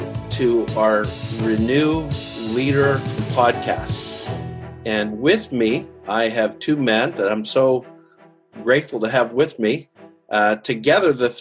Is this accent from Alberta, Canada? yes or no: yes; Calgary, Alberta, Canada; moved away as an adult; now in Nashville, United States; I spent the first 36 years of my life living in Calgary, Canada, and then I've spent the last 24 years living near Nashville, Tennessee.